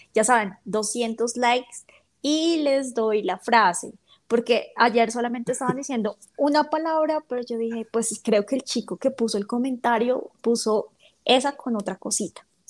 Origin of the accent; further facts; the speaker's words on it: Bogotá, Colombia; accent: rolo; yo no soy paisa, yo soy rola entonces lo quieren con mi ah. acento